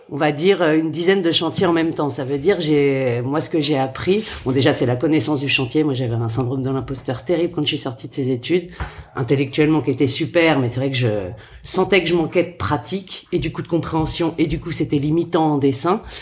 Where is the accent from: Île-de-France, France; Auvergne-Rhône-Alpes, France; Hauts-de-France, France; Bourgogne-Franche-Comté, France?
Île-de-France, France; Paris; parisienne pur jus